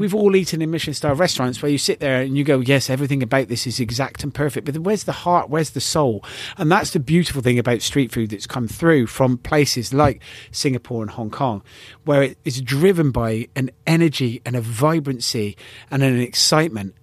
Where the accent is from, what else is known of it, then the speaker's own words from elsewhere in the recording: United Kingdom; incredibly proud of being British